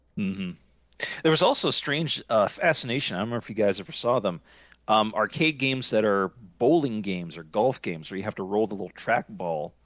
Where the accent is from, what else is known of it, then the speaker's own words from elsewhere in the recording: Scranton, Pennsylvania, United States; moved away; I am originally from Scranton, Pennsylvania